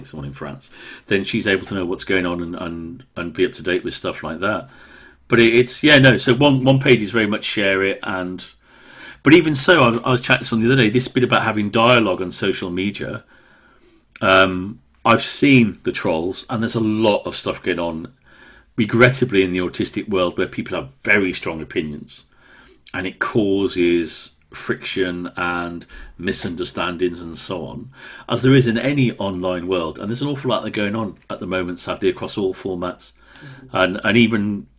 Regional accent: Wolverhampton, West Midlands, United Kingdom; accent: Brummie; Well, I was brought up in Wolverhampton. But because of Mum and Dad's strong Welsh accent and speaking language, Welsh language at home, it kind of got rid of almost all, but not quite all, of the Brummie accents.

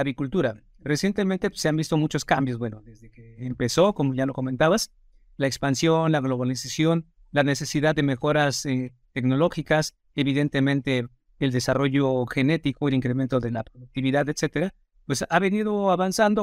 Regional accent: Mexico

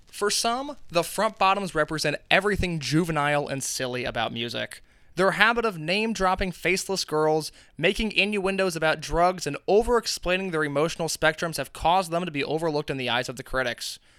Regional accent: Indiana, United States; we're both from Indiana

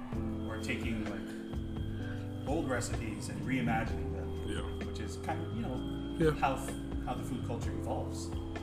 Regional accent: Hawaii, United States; living here my whole life.

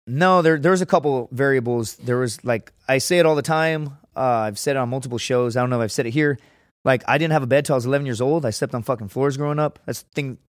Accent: Laredo, Texas, United States; moved away; I'm from Laredo

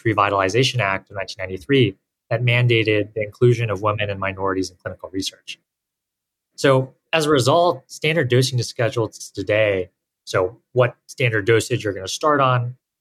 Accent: Nashville, Tennessee, United States; moved away as an adult; also born or lived in Stanford, California; I grew up in Nashville, Tennessee, surrounded by science.

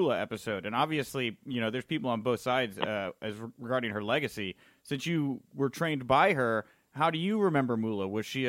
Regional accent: Houston, Texas, United States; I'm from Houston, and I grew up an Oilers Warren Moon fan

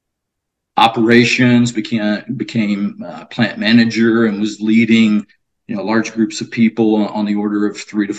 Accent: near Beaumont, Texas, United States; moved away; born and raised in Texas, Southeast Texas, specifically a small little town outside of Beaumont, Texas

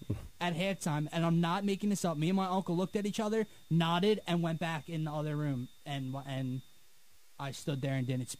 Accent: New Jersey, United States; me and all my friends being Eagles fans growing up in South Jersey

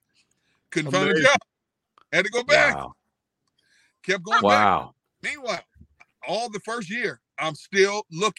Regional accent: Milwaukee, Wisconsin, United States; moved away as an adult; also born or lived in El Centro, California / Pittsburgh; now in Philadelphia, United States; I know I can find a good job in Milwaukee. It's my hometown.

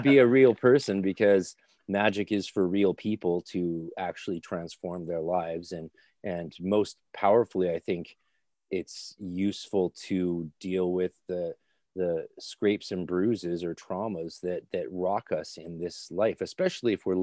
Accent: Canada; also born or lived in Ireland / Scotland; I'm Canadian

